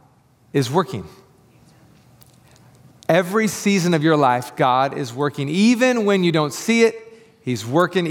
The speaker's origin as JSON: {"language": "English", "area": "Tri-Cities", "region": "Washington", "country": "United States", "moved": "as an adult", "lives_now": "Portland, United States", "said": "we are from the Tri-Cities. And if you don't know anything about the Tri-Cities, Washington, there's not a lot of traffic there"}